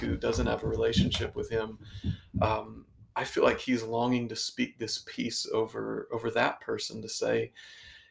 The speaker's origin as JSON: {"language": "English", "town": "Canal Winchester", "region": "Ohio", "country": "United States", "tie": "born or raised there", "also_born_or_lived": "Lancaster, Ohio / Pittsburgh", "moved": "as an adult", "lives_now": "Chillicothe, United States", "said": "The places I grew up, I loved where I grew up in the Canal Winchester area"}